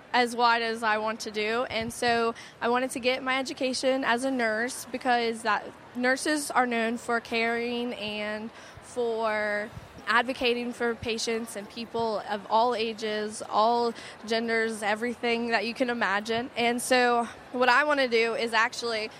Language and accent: English; Louisiana, United States; I'm from Louisiana.